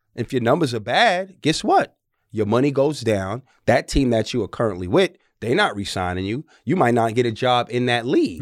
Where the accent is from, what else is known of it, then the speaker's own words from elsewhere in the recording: New York City, New York, United States; moved away; I'm from the Bronx, New York.